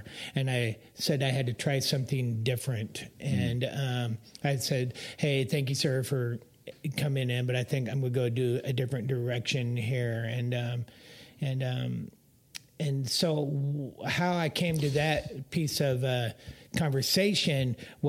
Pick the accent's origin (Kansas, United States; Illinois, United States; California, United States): Kansas, United States; Topeka; moved away; I grew up in Topeka, Kansas